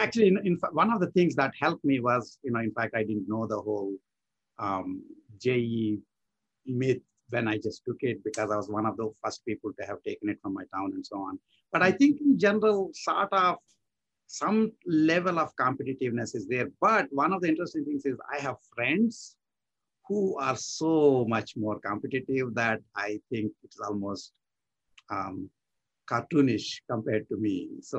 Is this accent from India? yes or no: yes; India; moved away; I grew up in India and went through all these competitive exams and so on.